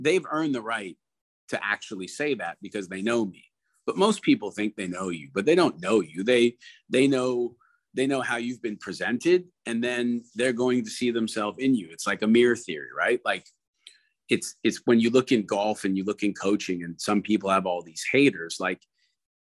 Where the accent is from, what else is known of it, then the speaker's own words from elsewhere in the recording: Canada; I'm Canadian